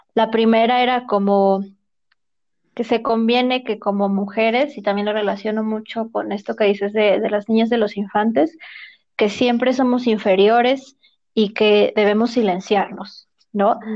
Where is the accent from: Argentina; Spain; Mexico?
Mexico; nuestra experiencia como mujeres mexicanas